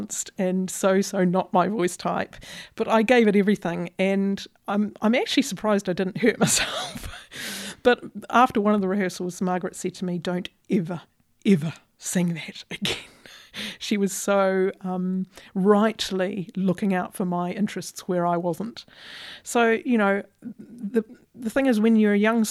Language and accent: English; Christchurch, Canterbury, New Zealand; moved away as an adult; as a New Zealander